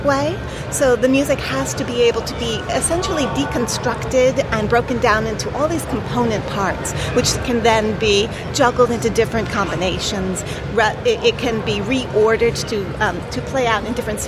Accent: New York City, New York, United States; I'm actually from the New York City area

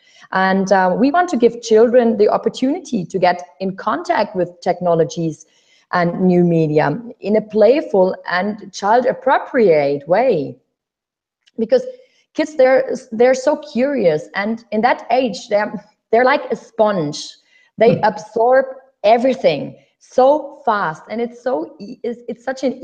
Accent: Berlin, Germany; I'm born and raised in Berlin

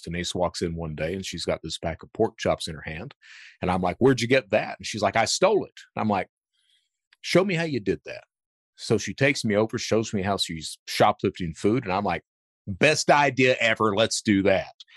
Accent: Hazard, Kentucky, United States; also born or lived in Panama City, Florida / Lexington, Kentucky; I grew up in Hazard, Kentucky, right in the heart of cold country.

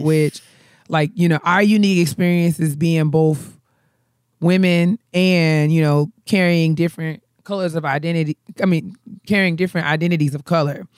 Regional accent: New York, United States; I'm from New York

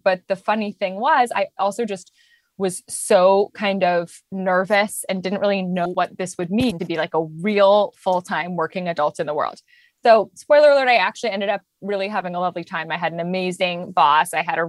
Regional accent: London, United Kingdom; also born or lived in Japan; So I was born in London. I lived in Japan for a little bit, and then I went back to London. I spent most of my childhood in London.

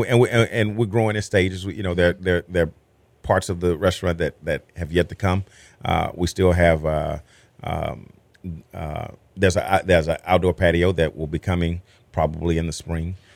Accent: Texas, United States; as a Texan

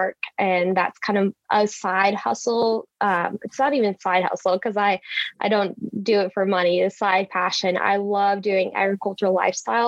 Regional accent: Wakefield, Nebraska, United States; Wakefield, my hometown, we have Michael Foods

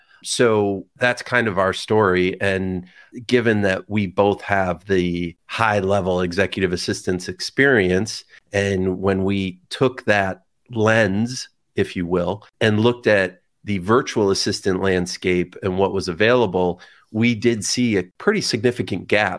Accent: Canandaigua, New York, United States; Right outside Canandaigua, New York.

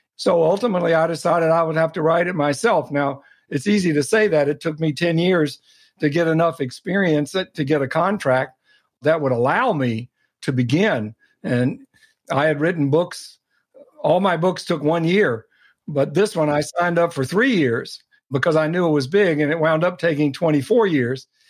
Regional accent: Atlanta, Georgia, United States; moved away; i grew up in atlanta in a dedicated non political family.

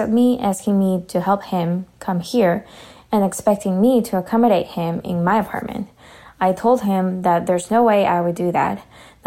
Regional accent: Ecuador; moved away as an adult; now in Canada; I am from Ecuador, and I moved to Canada over a year ago

